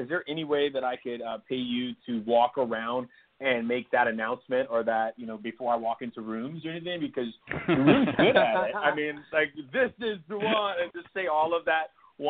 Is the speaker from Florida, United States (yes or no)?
yes; Homestead, Florida, United States; You know, I grew up in Miami, Florida, on a place called Homestead Air Force Base, which is no longer there.